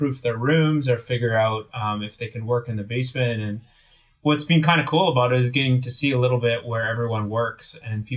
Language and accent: English; Willow River, British Columbia, Canada; I grew up in Northern BC